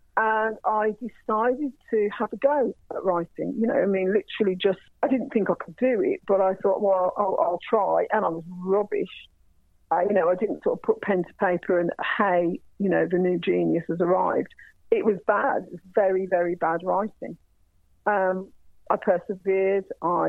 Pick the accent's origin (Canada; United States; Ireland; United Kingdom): Ireland; I do remember being Irish, what it was like to have people talk in front of me. And obviously, I'm mixed race, so, you know, I'm a brown-skinned woman. People never think I'm going to be Irish.